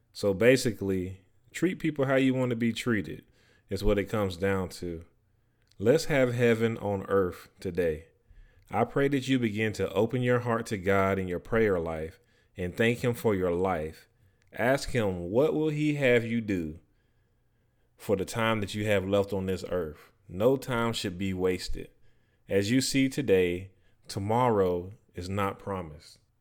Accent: North Carolina, United States; where I grew up at in North Carolina

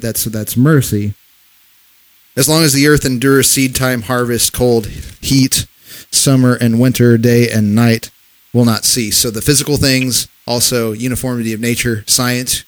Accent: Missouri, United States; we're from Missouri, from Missouri

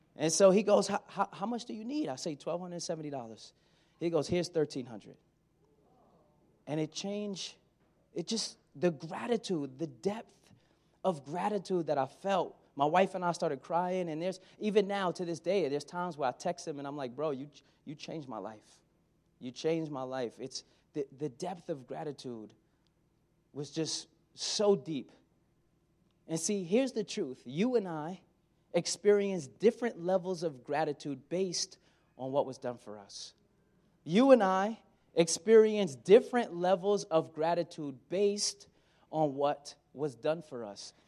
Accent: Brooklyn, New York, United States; moved away as an adult; also born or lived in West Virginia; I'm from Brooklyn

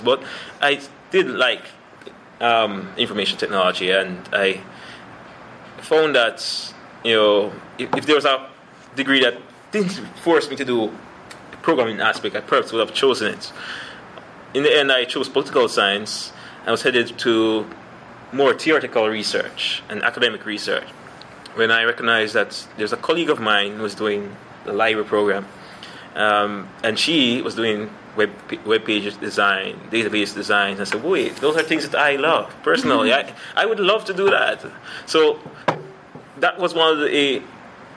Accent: Kingston, Jamaica; moved away as an adult; now in London, Canada; I'm from the Kingston, Jamaica, where I did my master's degree in library and information studies.

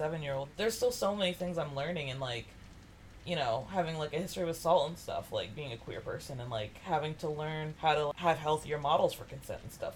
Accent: Kentucky, United States; moved away; I came from the South. I came from Kentucky

